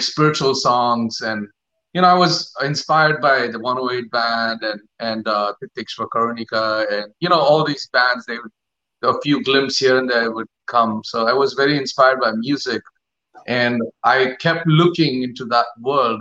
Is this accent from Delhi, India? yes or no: no; Mumbai, Maharashtra, India; I grew up in Bombay.